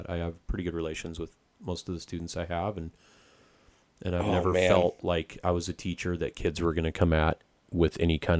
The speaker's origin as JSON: {"language": "English", "region": "Idaho", "country": "United States", "tie": "born or raised there", "also_born_or_lived": "San Diego / Washington State", "moved": "yes", "lives_now": "Washington, United States", "said": "I grew up in Idaho and lived on a ranch. We had about 1,000 acres in Idaho."}